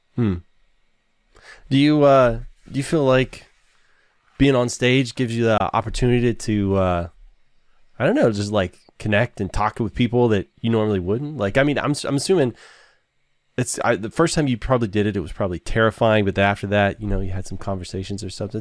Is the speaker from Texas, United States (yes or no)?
yes; Nacogdoches, Texas, United States; I was born in Nacogdoches